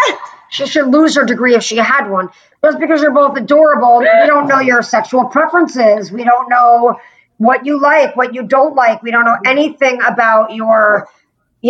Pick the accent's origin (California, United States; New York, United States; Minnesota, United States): New York, United States; White Plains; I'm from White Plains, New York